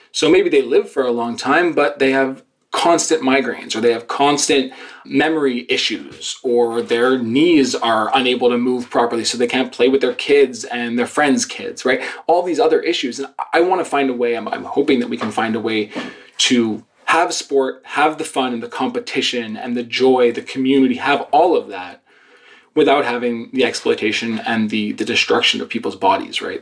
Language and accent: English; Montreal, Quebec, Canada; I'm a Canadian. I was born and raised in Montreal